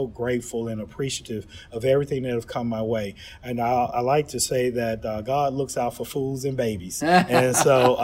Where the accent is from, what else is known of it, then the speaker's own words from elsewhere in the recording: Birmingham, Alabama, United States; moved away as an adult; my hometown, Birmingham, Alabama